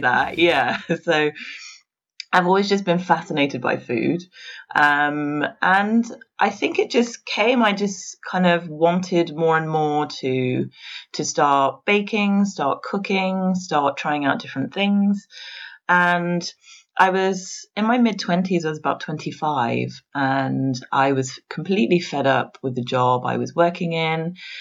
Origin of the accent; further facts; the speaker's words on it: England, United Kingdom; moved away as an adult; now in Paris, France; I grew up in England